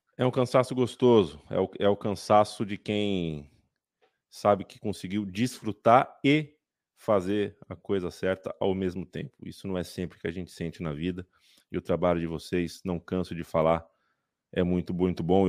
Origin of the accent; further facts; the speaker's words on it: Brazil; somos brasileiros, somos sul-americanos